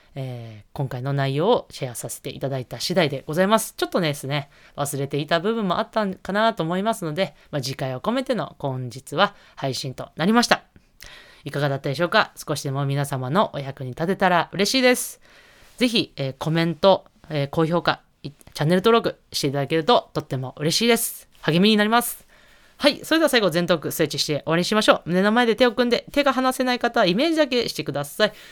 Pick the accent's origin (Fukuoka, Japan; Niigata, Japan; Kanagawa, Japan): Niigata, Japan; 帝京長岡さんは、もう私の地元ですし